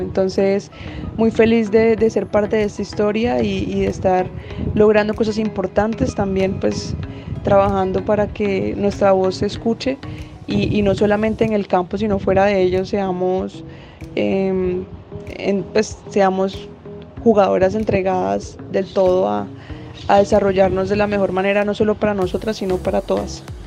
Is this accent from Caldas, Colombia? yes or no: no; Bogotá, Colombia; also born or lived in Villanueva; pues yo nací en Villanueva, pero me crié en, en Bogotá.